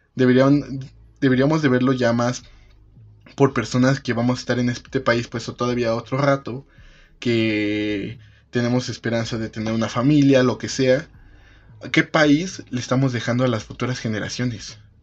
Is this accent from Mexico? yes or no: yes; Mexico; vamos a salir de esto como país, como mexicanos